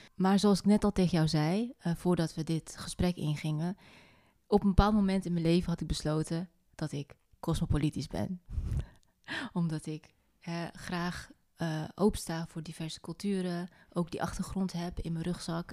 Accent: North Brabant, Netherlands; in Noord-Brabant, in mijn puberteit

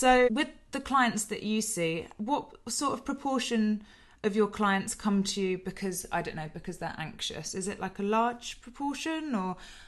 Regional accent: East of England, United Kingdom; And so am I, but we just don't sound it. We managed to kick the accent in time.

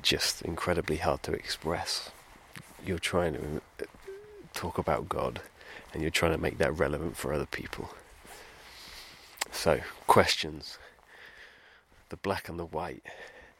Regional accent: United Kingdom; being British

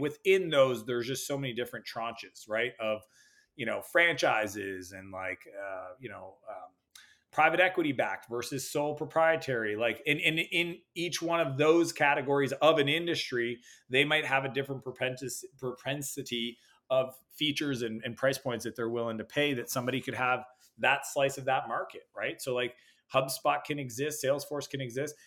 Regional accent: Canada; I'm Canadian, spend a lot of time in the U S

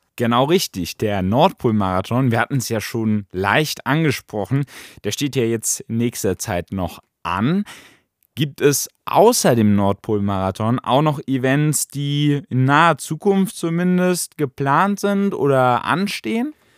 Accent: Germany; bei uns in Deutschland

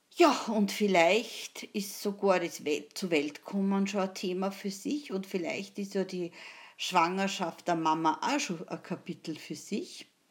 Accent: Austria; wie man sagt bei uns in Österreich

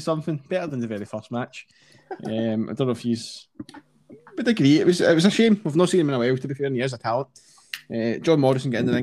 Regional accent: Scotland, United Kingdom; we're Scottish

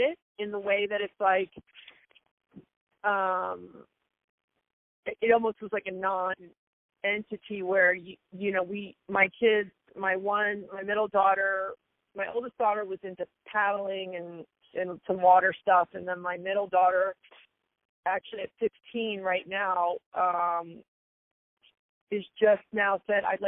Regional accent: U.S. Virgin Islands; moved away; the lion's share of my youth, I grew up in the, yeah, in the Caribbean

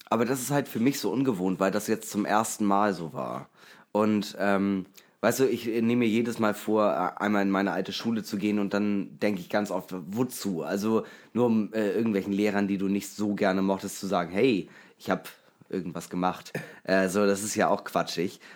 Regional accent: Eckernförde, Schleswig-Holstein, Germany; moved away; als ich da aufgewachsen bin, war es nicht immer toll

